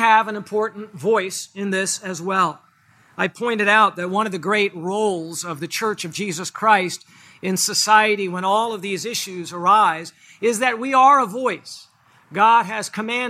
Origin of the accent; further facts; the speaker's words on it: United States; As an American